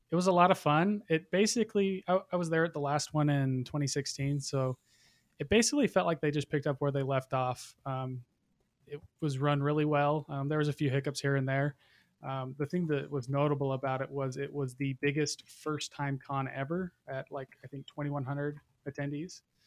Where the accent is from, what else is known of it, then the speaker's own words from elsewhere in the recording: Utah, United States; I'm from Utah